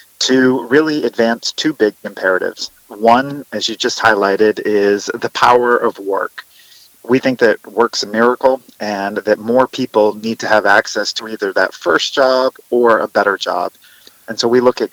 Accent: Maine, United States; my home state of Maine

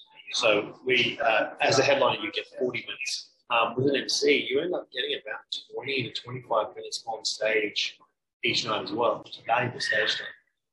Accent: Queensland, Australia; I'm originally from country, Queensland. Rural, regional, Queensland. And then I moved to various places.

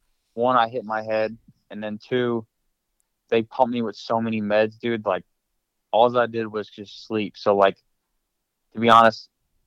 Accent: New Jersey, United States; moved away as an adult; move back home to my hometown in Jersey

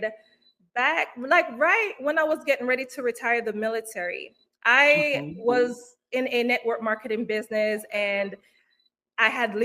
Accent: Kingston, Jamaica; now in United States; I was born and raised in Kingston, Jamaica. Came to the United States in 2000

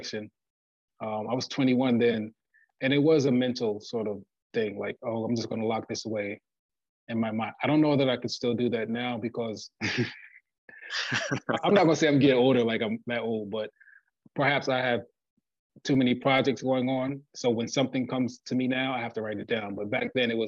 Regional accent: Plainfield, New Jersey, United States; my hometown, Plainfield, New Jersey

